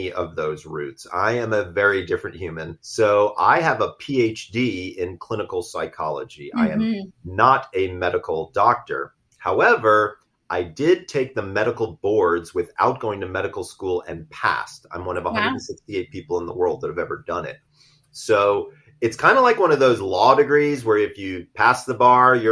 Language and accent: English; Sandy Springs, Georgia, United States; I'm from Sandy Springs, Georgia. I'm from the South